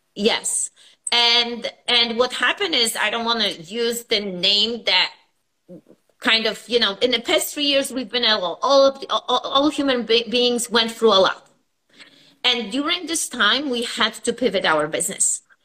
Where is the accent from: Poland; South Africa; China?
Poland; moved away as an adult; now in United States; I was born in Poland and I came here over, I would say, 25 years ago